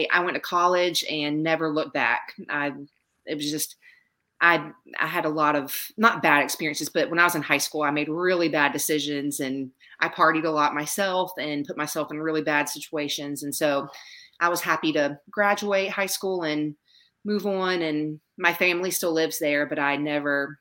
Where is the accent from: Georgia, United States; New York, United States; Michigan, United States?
Georgia, United States; Savannah; now in South Carolina, United States; I grew up in Savannah, Georgia, so I went to the beach all the time